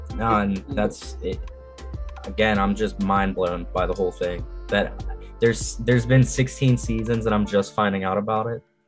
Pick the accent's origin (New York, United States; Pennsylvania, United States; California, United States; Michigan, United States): Pennsylvania, United States; Greensburg; I'm from Greensburg, Pennsylvania. It's like west southwest PA